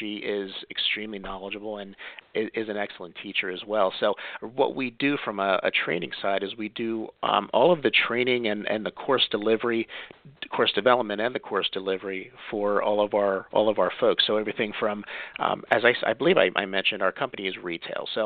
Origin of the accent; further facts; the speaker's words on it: Pennsylvania, United States; I am from Pennsylvania, born and bred